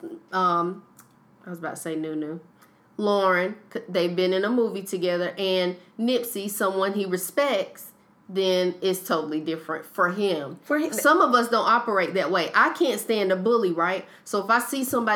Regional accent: Sanford, North Carolina, United States; I'm from Sanford

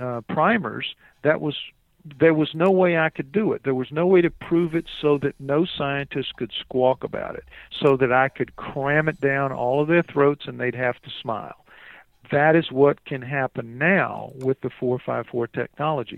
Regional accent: New Orleans, Louisiana, United States; I'm from New Orleans

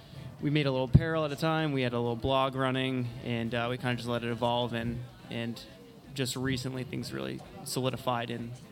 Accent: Rhode Island, United States; now in Charleston, United States; I'm from Rhode Island and actually a recent transplant down to Charleston.

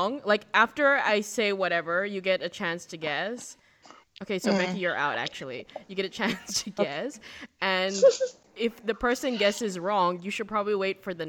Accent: Australia; I'm Australian

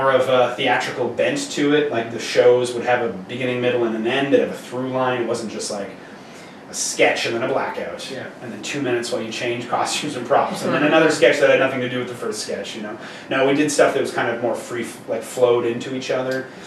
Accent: Montreal, Quebec, Canada; We grew up in Montreal, and so we would go to Cégep there after high school

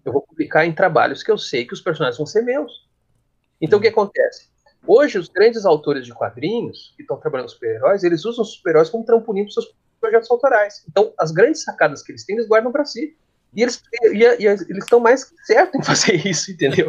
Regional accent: Gaúcho, Rio Grande do Sul, Brazil; eu sou gaúcho, né, eu falo cancha

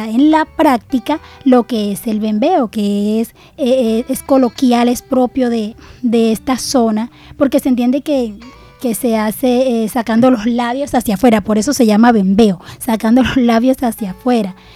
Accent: Caribbean coast, Colombia; accent: costeño; nuestras formas de hablar y esas expresiones nos identifican como costeños. Vamos a ver de dónde específicamente viene nuestro dialecto costeño

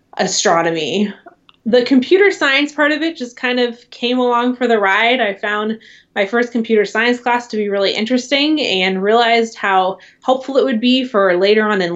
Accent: San Luis Obispo, California, United States; now in Seattle, United States; I grew up in San Luis Obispo, California

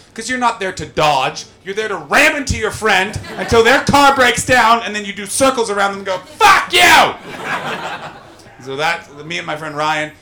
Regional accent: Canada; As a Canadian

